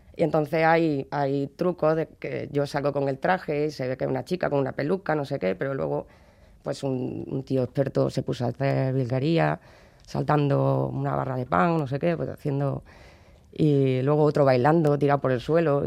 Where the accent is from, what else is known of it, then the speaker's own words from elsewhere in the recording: Córdoba, Andalusia, Spain; yo soy de Córdoba y eso, allí hay una tradición que es la Cruz de Mayo, y yo veía que los niños del barrio del lado hacían